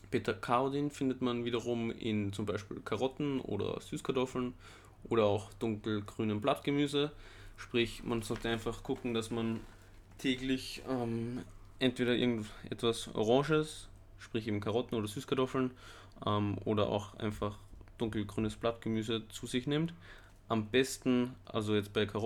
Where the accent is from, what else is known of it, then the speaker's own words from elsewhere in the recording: Austria; moved away; ich komme aus Österreich mhm. ursprünglich, -hmm. am Land